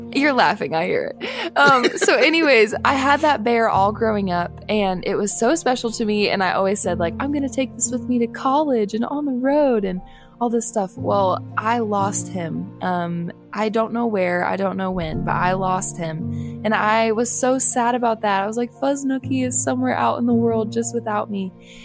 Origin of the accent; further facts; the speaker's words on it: Buffalo, New York, United States; moved away; also born or lived in Nashville; growing up in Buffalo. And then he was with me through our move to Nashville.